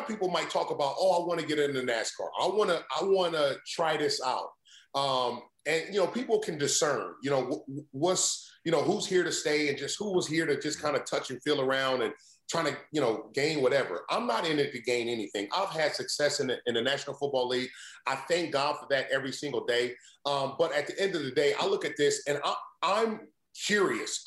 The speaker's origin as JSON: {"language": "English", "region": "Indiana", "country": "United States", "tie": "born or raised there", "said": "growing up in Indiana, I mean, I played football, basketball, and I ran track."}